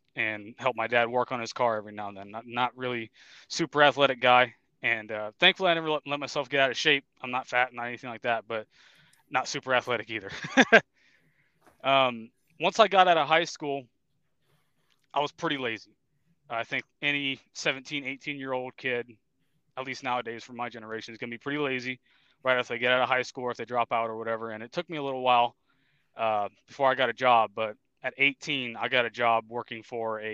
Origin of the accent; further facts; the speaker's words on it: Casselberry, Florida, United States; moved away as an adult; now in Tennessee, United States; I grew up in a town called Castleberry in Florida. It's kind of a suburb of Orlando